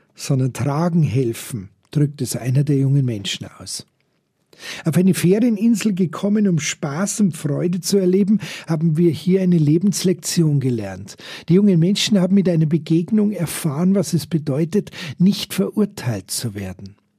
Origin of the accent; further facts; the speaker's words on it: Germany; wir überall als deutsche Touristen